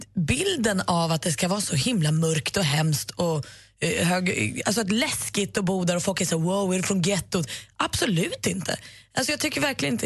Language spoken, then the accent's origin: Swedish; Tullinge, Stockholm County, Sweden; also born or lived in Tumba; jag är då uppvuxen i Tullinge i Botkyrka och gått i skolan i Tumba